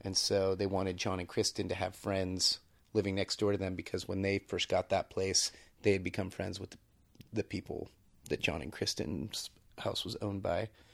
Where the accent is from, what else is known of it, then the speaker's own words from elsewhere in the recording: Bay Area, California, United States; moved away; I grew up in the Bay Area, had no, have no experience with rural living